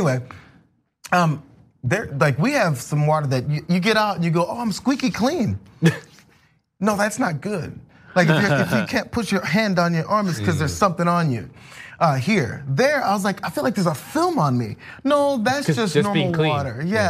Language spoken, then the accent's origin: English; St. Louis, Missouri, United States; I grew up in St. Louis, which is humid